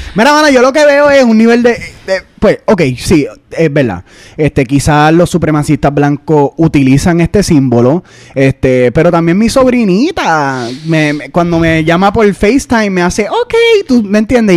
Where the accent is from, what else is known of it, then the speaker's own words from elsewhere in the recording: Puerto Rico; moved away; nosotros somos puertorriqueños